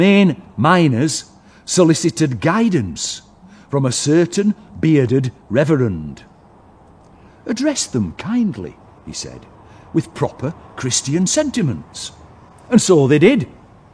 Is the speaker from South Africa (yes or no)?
no; Wath-upon-Dearne, Yorkshire and the Humber, United Kingdom; I'm from Woth, which is just over the hill, I kind of feel at home here.